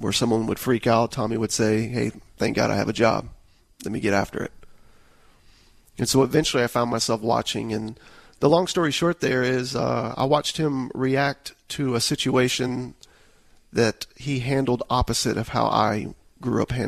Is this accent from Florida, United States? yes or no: yes; Tampa, Florida, United States; I grew up in the Tampa Bay area